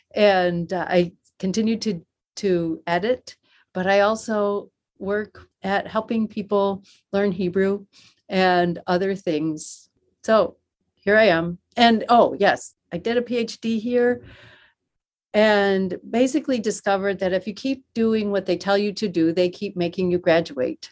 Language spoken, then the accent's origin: English; Western New York, United States; moved away as an adult; also born or lived in Wheaton, Illinois; I grew up in Western New York